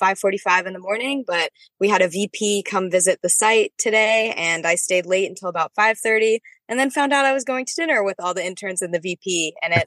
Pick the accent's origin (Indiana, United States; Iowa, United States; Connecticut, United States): Iowa, United States; Blue Grass; moved away; I am from the very, very small town of Bluegrass, Iowa